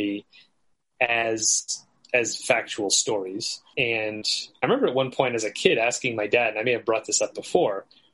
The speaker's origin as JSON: {"language": "English", "country": "United States", "said": "as an American"}